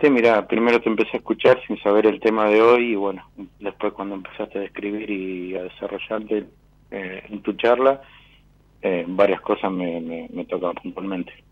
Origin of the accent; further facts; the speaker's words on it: General Pico, La Pampa, Argentina; also born or lived in Bariloche; Te empecé a escuchar en La Pampa, yo soy de La Pampa, Después viví en Bariloche, también te escuché un tiempo y bueno.